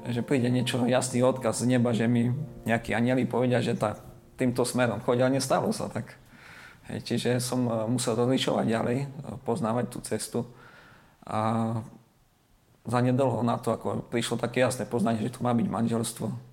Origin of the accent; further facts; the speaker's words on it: Slovakia; also born or lived in Australia; doma na Slovensku